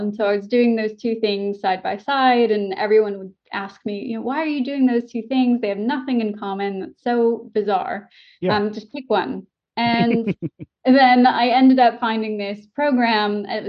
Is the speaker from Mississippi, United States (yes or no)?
no; Orange, California, United States; accent: general American; moved away as an adult; also born or lived in San Diego / New York; now in United Kingdom; I grew up basically in Old Town Orange, so 10 minutes from Anaheim. And I was, born and raised there. I went to college in San Diego. So I spent, my whole life basically in Southern California. And then I moved to New York for 3 years.